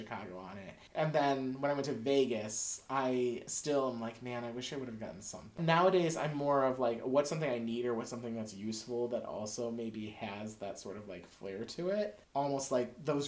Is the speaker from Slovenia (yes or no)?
yes; Slovenia; I'm Slovenian, which is close to Bulgaria